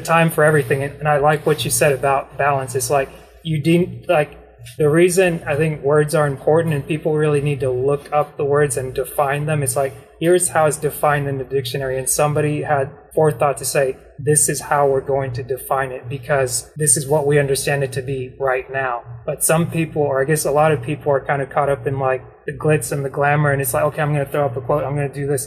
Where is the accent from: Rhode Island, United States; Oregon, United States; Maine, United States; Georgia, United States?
Georgia, United States; Dalton; I grew up in Dalton